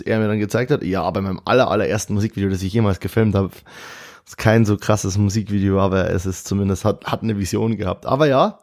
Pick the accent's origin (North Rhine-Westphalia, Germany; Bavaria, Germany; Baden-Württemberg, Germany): Bavaria, Germany; moved away as an adult; also born or lived in Munich; now in Cologne, Germany; ich komme aus Bayern und eigentlich und lebe in Köln jetzt